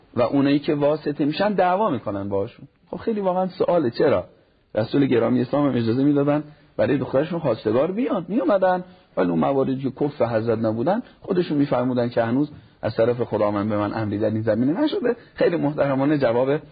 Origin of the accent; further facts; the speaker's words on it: Neyshabur, Razavi Khorasan, Iran; moved away as an adult; also born or lived in Qom; تحصیلات متوسطه در شهر کوچیکمون نیشابور از شهرهای خراسان رضوی هست تمام کردم